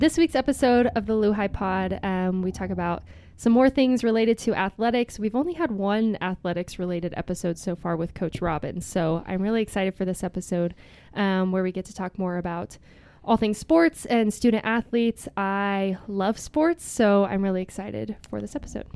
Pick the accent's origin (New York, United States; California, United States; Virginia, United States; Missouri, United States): Missouri, United States; Kansas City; moved away; I'm from Kansas City originally